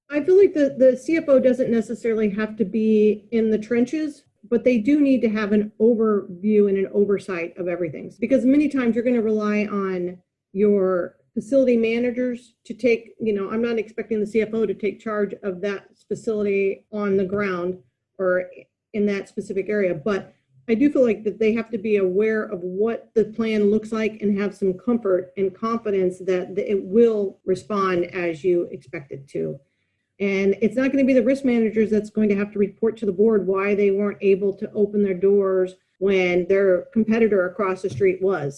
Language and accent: English; United States; moved away as an adult; also born or lived in Dallas, Texas / Melbourne, Australia / Europe; now in Sydney, Australia; I'm American.